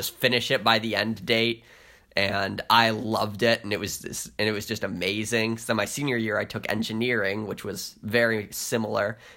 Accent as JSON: {"language": "English", "region": "Maine", "country": "United States", "accent": "Maine", "said": "I don't mean to insult anyone with my Maine accent."}